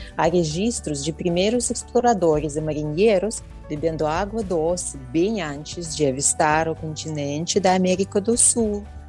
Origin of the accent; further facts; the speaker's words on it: Belarus; Portuguese is a second language; moved away as an adult; now in São Paulo, Brazil; originalmente sou da República da Belarus